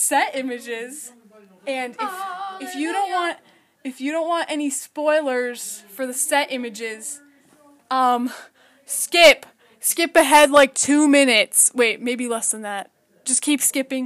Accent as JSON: {"language": "English", "country": "United States", "said": "we're American"}